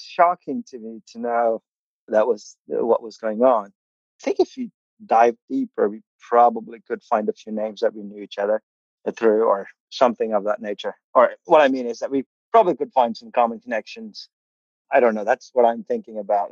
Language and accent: English; Kerala, India; first language Malayalam; English is a second language; moved away as an adult; also born or lived in Oklahoma, United States; now in Bartlesville, United States; I come from India. I grew up in India, southern India